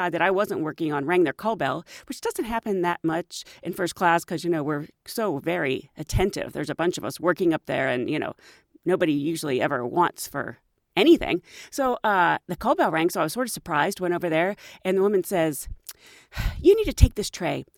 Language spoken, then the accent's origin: English; Pittsburgh, Pennsylvania, United States; the amusement park where I grew up in Pittsburgh is Kennywood